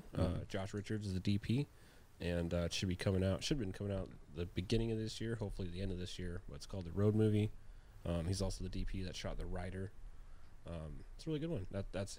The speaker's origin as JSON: {"language": "English", "region": "Washington", "country": "United States", "tie": "born or raised there", "moved": "yes", "said": "I grew up in Washington, and I grew up on a sailboat in the ocean."}